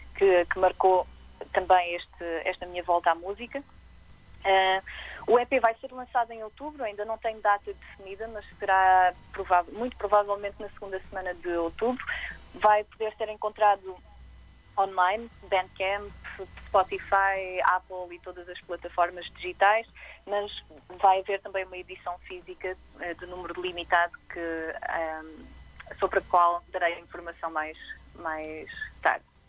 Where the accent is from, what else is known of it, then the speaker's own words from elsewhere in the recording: Aveiro, Centro, Portugal; Sou, sou natural de Aveiro